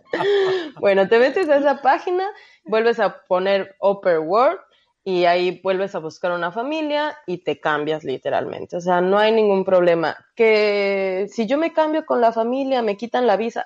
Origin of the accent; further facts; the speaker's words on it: Mexico; moved away as an adult; como mexicana